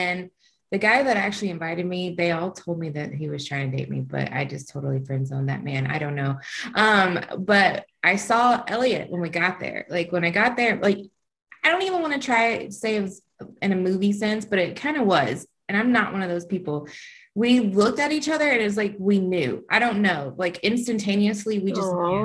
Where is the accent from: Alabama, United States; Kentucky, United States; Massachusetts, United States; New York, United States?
Alabama, United States; moved away as an adult; also born or lived in Kansas; I'm from Alabama